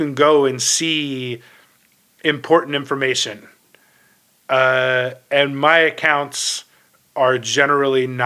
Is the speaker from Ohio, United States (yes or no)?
yes; Ohio, United States; now in New York, United States; I'm from Ohio originally, and my parents are still there